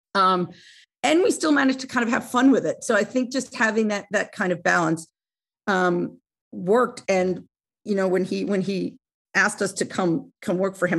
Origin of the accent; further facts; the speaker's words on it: Oceanside, New York, United States; I grew up on Long Island, uh, in Oceanside, which is really, it's about a half hour outside